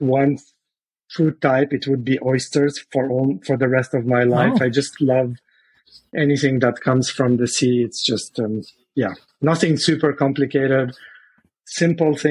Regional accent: Lebanon; moved away; I'm originally from Lebanon.

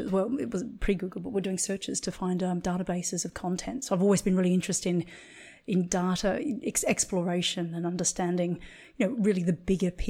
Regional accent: Australia; accent: international; moved away as an adult; also born or lived in London; now in Ibiza, Spain; I'm an Australian acupuncturist living in Ibiza, a small island off the coast of Spain. And prior to this, I was living in London.

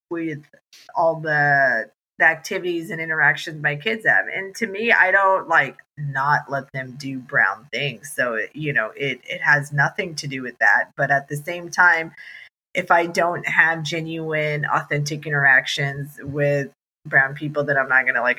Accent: United States; also born or lived in India / Texas; I was born in, in India, but grew up in America, and I am American, American Indian

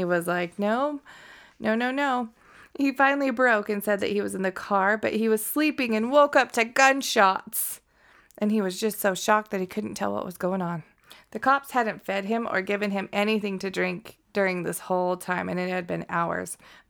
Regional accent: Connecticut, United States; I am. Dan says I sound like I'm from Connecticut, okay?

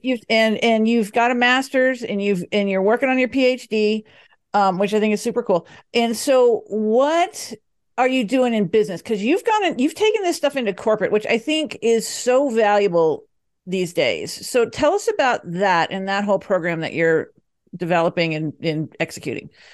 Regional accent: Dallas, Texas, United States; now in Denver, United States; I grew up in Dallas

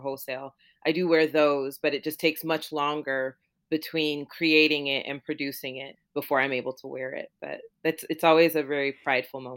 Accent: Florida, United States; also born or lived in Jamaica; my family is from Jamaica, and I grew up in Florida

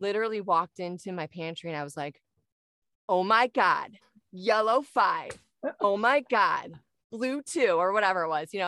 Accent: Michigan, United States; moved away as an adult; now in Arizona, United States; I'm originally from Michigan and moved down here a couple years ago

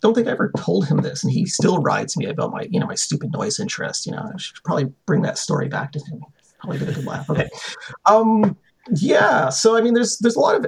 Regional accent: Toronto, Ontario, Canada; as a Canadian, as a Torontonian

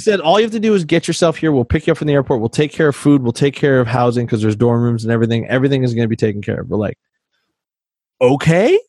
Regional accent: Canada; I'm Canadian

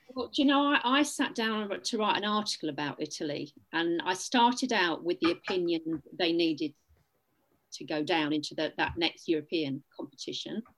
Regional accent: England, United Kingdom; I am English, by the way, not Welsh.

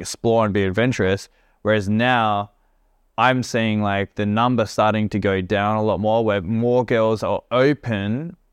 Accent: Australia; also born or lived in Perth; now in Bali, Indonesia; I'm an Australian

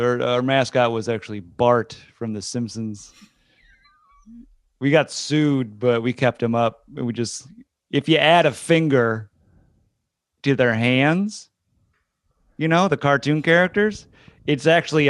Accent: New Jersey, United States; Oh, I grew up in Barta Brands, New

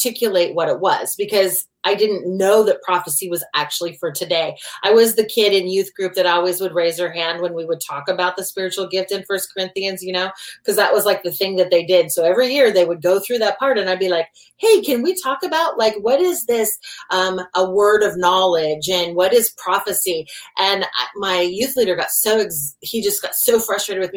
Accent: Oregon, United States; moved away as an adult; also born or lived in Washington; I grew up in Oregon, and he moved us out of state to the state of Washington.

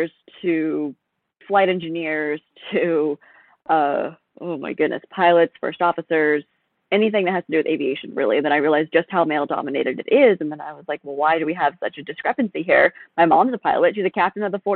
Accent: Arizona, United States; also born or lived in Vermont; now in Virginia, United States; I still have family and friends and property in Arizona, so I was able to compete under my home state, even though I reside in Virginia at the moment.

